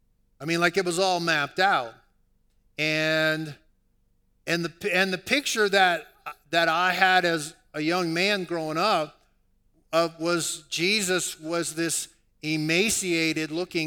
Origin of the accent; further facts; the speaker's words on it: New Orleans, Louisiana, United States; I was raised in New Orleans, and if you're born in New Orleans, more than likely you're born into a Roman Catholic tradition.